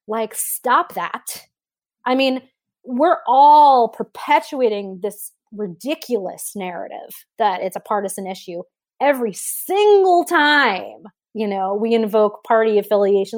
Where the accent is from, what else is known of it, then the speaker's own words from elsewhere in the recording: New York City, New York, United States; I grew up in New York City. So I'm a, I'm a city kid